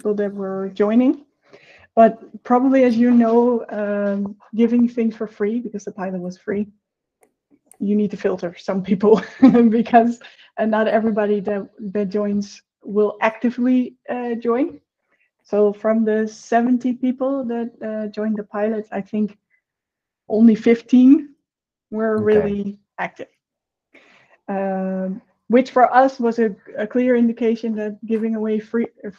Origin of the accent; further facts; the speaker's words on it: Netherlands; now in Brazil; I am currently living in Brazil, and I am from the Netherlands.